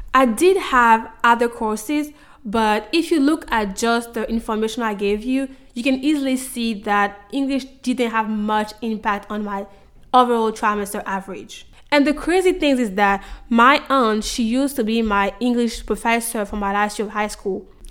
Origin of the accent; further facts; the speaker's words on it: Côte d’Ivoire; moved away as an adult; now in United States; growing up in Ivory Coast.